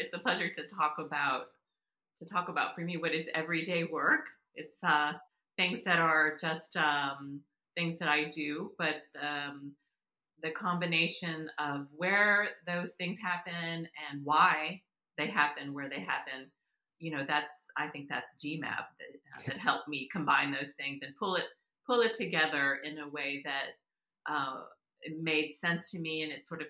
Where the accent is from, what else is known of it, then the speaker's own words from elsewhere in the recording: Texas, United States; now in Massachusetts, United States; I live in Massachusetts. I live in New England, but I'm from Texas. I grew up in South Texas, actually.